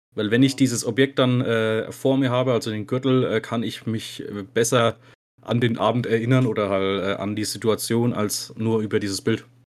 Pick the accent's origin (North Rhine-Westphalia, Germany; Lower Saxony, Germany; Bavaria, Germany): Bavaria, Germany; Bad Staffelstein; ich bin gebürtiger Staffelsteiner.